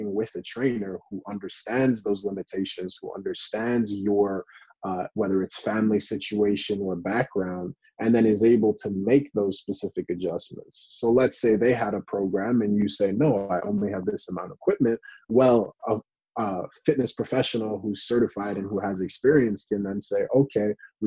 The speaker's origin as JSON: {"language": "English", "country": "Canada", "said": "I'm from Canada"}